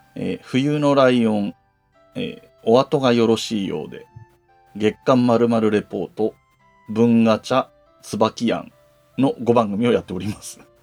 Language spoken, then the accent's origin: Japanese; Yamanashi, Japan; now in Tokyo, Japan; 僕の故郷でもある山梨県